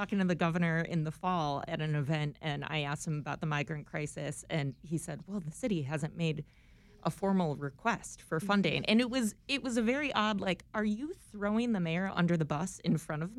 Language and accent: English; Buffalo, New York, United States; now in Chicago, United States; I'm from Buffalo, so 40 degrees is spring.